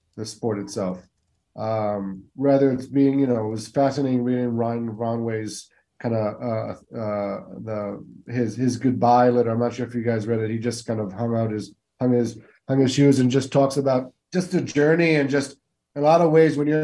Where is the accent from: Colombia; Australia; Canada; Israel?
Israel; also born or lived in West Coast, United States; now in East Coast, United States; as an Israeli who was born and raised in Israel